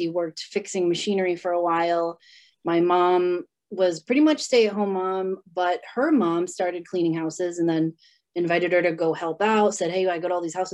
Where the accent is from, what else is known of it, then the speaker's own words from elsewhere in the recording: North Providence, Rhode Island, United States; I grew up in Providence, Rhode Island, North Providence to be exact